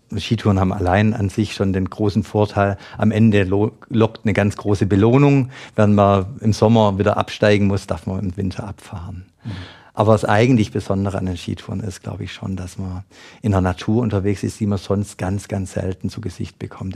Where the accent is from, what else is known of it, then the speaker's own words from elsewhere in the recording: Schwäbisch Gmünd, Baden-Württemberg, Germany; Ich komme aus Schwäbisch Gmünd